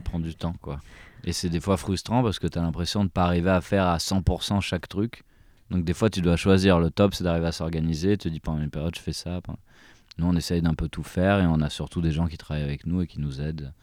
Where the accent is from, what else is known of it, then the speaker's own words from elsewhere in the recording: France; on, est quand même né en France